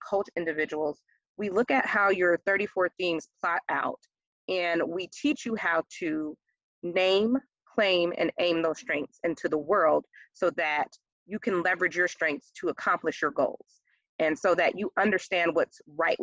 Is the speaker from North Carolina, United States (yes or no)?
no; New York, United States; growing up in New York with bridges in our backdrop at all times